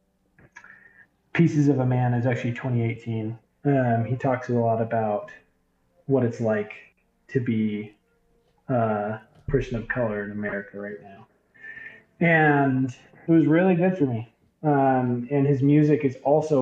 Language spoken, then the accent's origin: English; Provo, Utah, United States; a white guy growing up in Provo, Utah, like maybe the whitest city ever